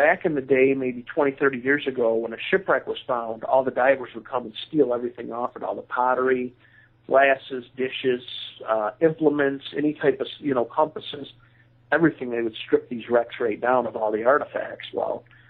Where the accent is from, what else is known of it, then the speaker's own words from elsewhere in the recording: Grand Haven, Michigan, United States; I grew up near Grand Haven. I spent a lot of time as a youth on the beaches of Grand Haven